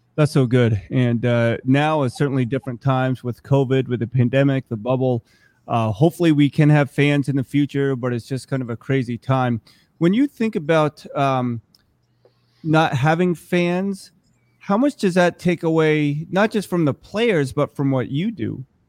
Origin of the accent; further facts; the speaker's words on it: Vermont, United States; also born or lived in Korea; I'm Korean. I was adopted as an infant, grew up right here in Vermont